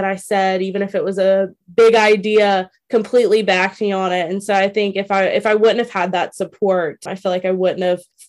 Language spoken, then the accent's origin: English; Louisiana, United States; moved away as an adult; now in Virginia, United States; I'm from Louisiana